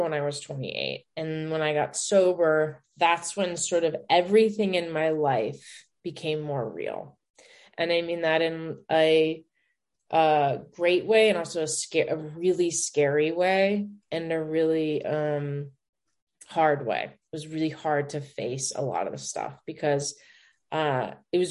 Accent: Denver, Colorado, United States; moved away as an adult; also born or lived in New York; now in Los Angeles, United States; I'm from Denver

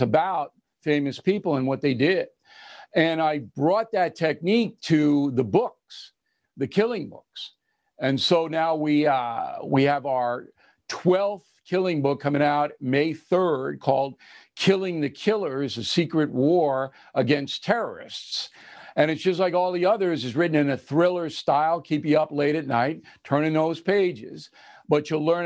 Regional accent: Levittown, New York, United States; also born or lived in Manhattan, New York; I was born on the Upper West Side of Manhattan in Columbia Presbyterian Hospital. And my parents moved out to Levittown in 52

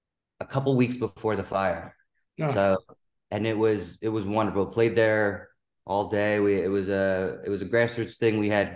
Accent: Sag Harbor, New York, United States; also born or lived in Manhattan, New York; now in Red Hook, Brooklyn, United States; I grew up in Sag Harbor and New York. Now it's been half and half. Now that I'm at 32. But yeah, when I got back to I was born in Manhattan

